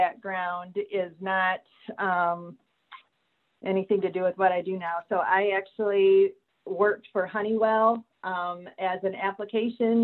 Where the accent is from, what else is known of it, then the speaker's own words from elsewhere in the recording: Illinois, United States; moved away as an adult; now in South Carolina, United States; I'm originally from Illinois, and I worked in Illinois until 2016 when my husband's job moved us to South Carolina.